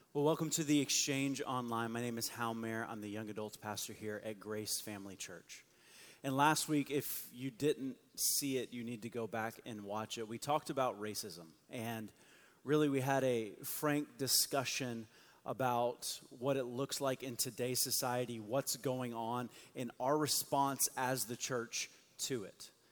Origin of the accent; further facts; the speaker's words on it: South Florida, United States; I grew up in South Florida